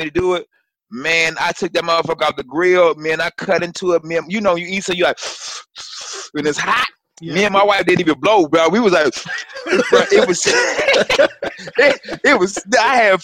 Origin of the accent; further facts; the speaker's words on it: North Carolina, United States; moved away as an adult; now in West Coast, United States; I'm from North Carolina